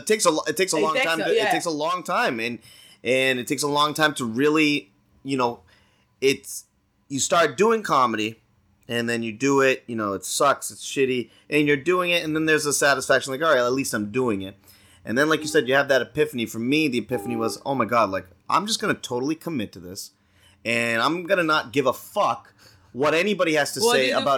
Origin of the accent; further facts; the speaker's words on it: Stoneham, Massachusetts, United States; I grew up in Stoneham, Mass